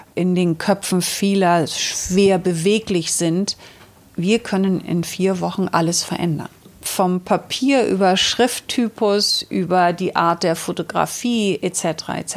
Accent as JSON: {"language": "German", "region": "Northern Germany", "country": "Germany", "tie": "born or raised there", "said": "Ich bin auf einem Bauernhof in Norddeutschland groß geworden"}